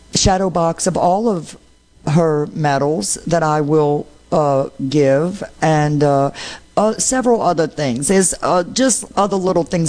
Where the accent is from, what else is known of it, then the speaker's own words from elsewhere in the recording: New Orleans, Louisiana, United States; I'm from New Orleans.